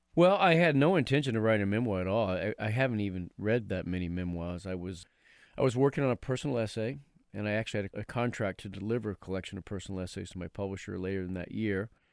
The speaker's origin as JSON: {"language": "English", "town": "Haverhill", "region": "Massachusetts", "country": "United States", "tie": "born or raised there", "said": "we grew up in Haverhill"}